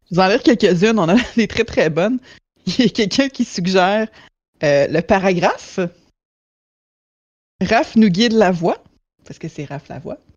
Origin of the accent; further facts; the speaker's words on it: Quebec City, Quebec, Canada; je viens de Québec